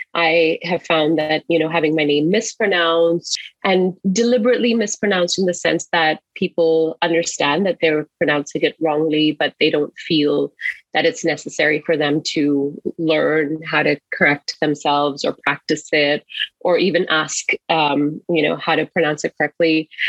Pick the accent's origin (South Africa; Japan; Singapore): Singapore; now in Seattle, United States; I'm originally from Singapore